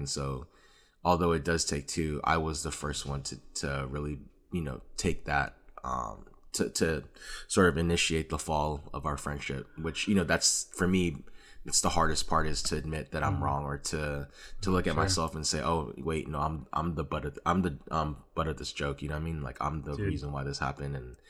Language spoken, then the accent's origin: English; Hawthorne, California, United States; also born or lived in Lenox / Carson; For context, I grew up like in Hawthorne and Lenox and moved to Carson.